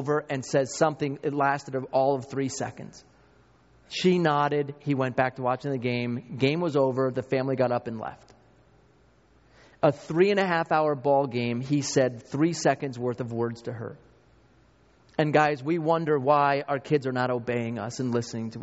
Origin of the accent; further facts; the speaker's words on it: New York, United States; I grew up in New York